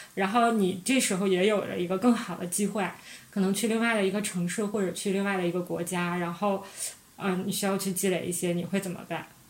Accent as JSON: {"language": "Chinese", "region": "Northeast China", "country": "China", "said": "我们是三个来自东北的 ladies"}